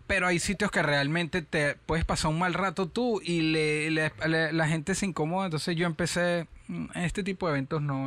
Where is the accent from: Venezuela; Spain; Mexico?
Venezuela; Caracas, Capital District; moved away as an adult; also born or lived in San Diego, Carabobo / Panama / Orlando / Miami; now in United States; Soy de Caracas